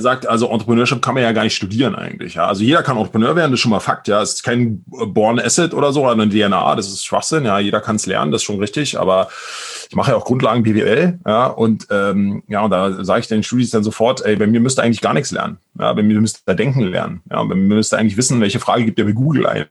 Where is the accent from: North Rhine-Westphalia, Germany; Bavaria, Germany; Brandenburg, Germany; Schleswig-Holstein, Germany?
Brandenburg, Germany; accent: Berlin dialect; now in Berlin, Germany; aber tatsächlich bin ich eigentlich gebürtiger Brandenburger, bin also eigentlich ein Landei äh, im Osten äh, aufgewachsen und dann äh, aber jetzt schon seit 20 Jahren in Berlin.